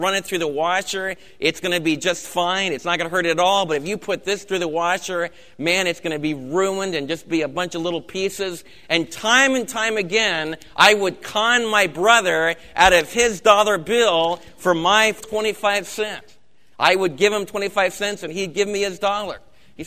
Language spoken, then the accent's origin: English; United States; as American believers